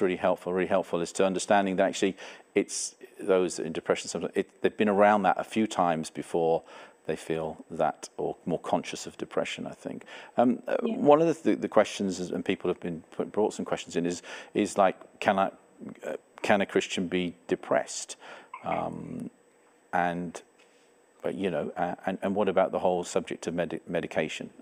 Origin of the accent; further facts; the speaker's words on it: England, United Kingdom; now in Canada; I have a different accent. I'm not from Canada originally. I'm an English person.